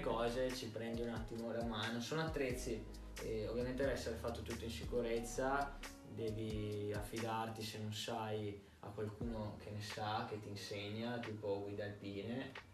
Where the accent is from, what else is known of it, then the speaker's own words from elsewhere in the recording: Verona, Veneto, Italy; also born or lived in Florence; sono di Verona, sono cresciuto a Verona e nato a Firenze